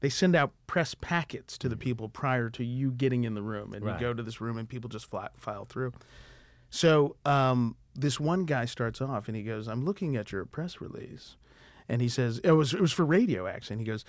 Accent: Uganda; born there; I was born in Uganda. My parents were in the Peace Corps. My dad was a regional director in the Peace Corps.

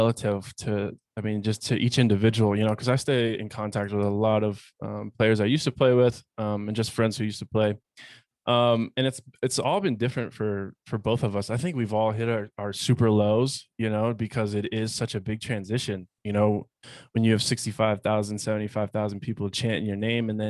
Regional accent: Pennsylvania, United States; You know, I'm originally from Pennsylvania. So, city kid, concrete jungle, I guess you could say, outside of Philadelphia.

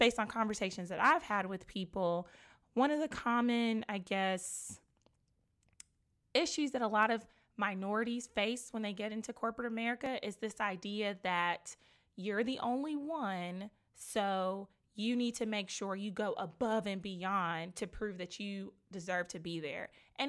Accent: Nigeria; I can relate to that as well, being Nigerian, and it's just not something that people are very comfortable talking about.

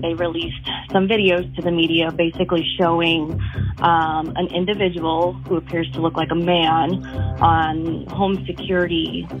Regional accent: San Antonio, Texas, United States; I'm from San Antonio, so my world gets really small here, both personally and professionally.

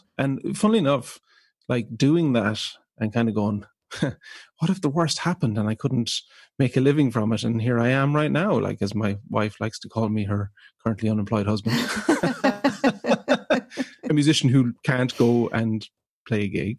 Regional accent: Ireland; So I'm the second of four children. We grew up in rural Ireland

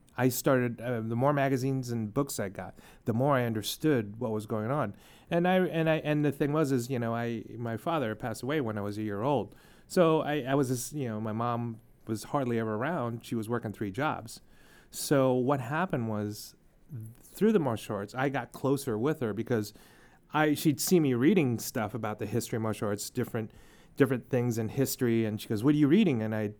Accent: United States; I was born and raised here in America.

